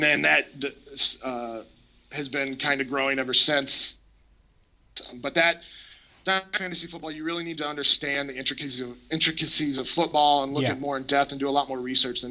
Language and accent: English; Colorado, United States; I grew up in Colorado